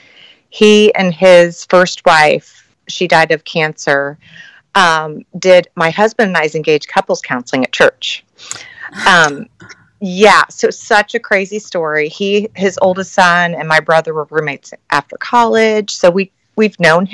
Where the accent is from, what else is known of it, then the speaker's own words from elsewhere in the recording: Indianapolis, Indiana, United States; born and raised in Indy